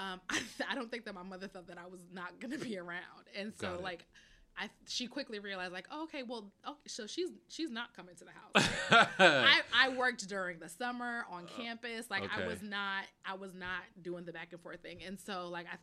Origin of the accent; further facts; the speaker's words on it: Yonkers, New York, United States; also born or lived in Bronx, New York; I was born in the Bronx. I grew up in Westchester, Yonkers, YL